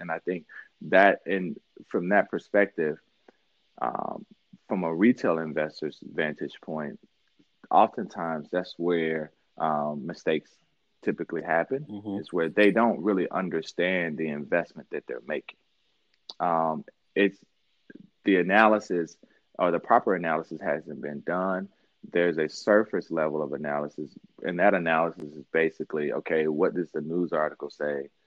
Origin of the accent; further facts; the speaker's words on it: Mississippi, United States; also born or lived in New York / Miami; now in Detroit, United States; I grew up in Mississippi, born and raised there